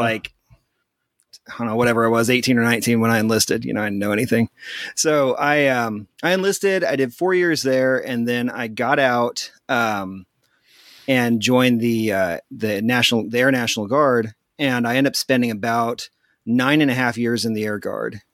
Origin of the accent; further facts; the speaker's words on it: near Topeka, eastern Kansas, United States; also born or lived in Abilene, Texas; I grew up in eastern Kansas, uh, right outside the, uh, state capital, Topeka, and I grew up here.